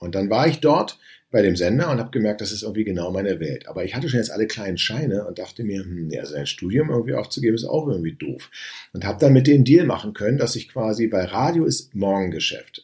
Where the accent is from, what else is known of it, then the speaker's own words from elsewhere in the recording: Berlin, Germany; ich komme aus Berlin